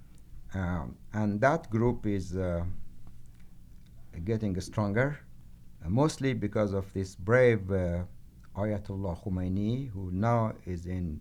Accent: Tehran, Tehran Province, Iran; moved away as an adult; now in United States; Yes, I was born in Tehran, and I left Tehran, and I came to U.S. To study political science and other humanities.

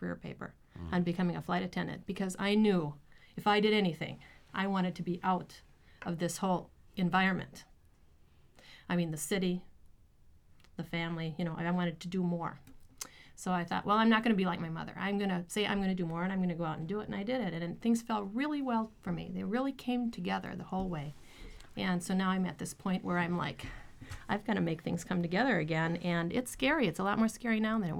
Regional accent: Sheboygan, Wisconsin, United States; moved away as an adult; also born or lived in New York; I'm from Sheboygan, Wisconsin, and I'm basically from German and Dutch descent

